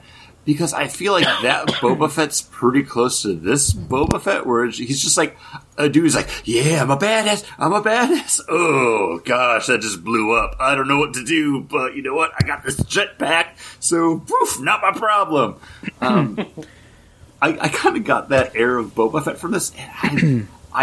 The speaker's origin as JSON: {"language": "English", "region": "Northeast", "country": "United States", "said": "I'm from the Northeast"}